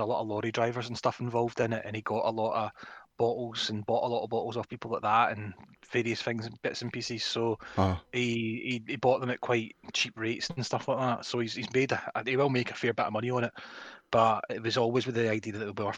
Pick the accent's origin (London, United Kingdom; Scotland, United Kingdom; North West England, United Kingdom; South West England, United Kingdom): Scotland, United Kingdom; I'm a Scottish person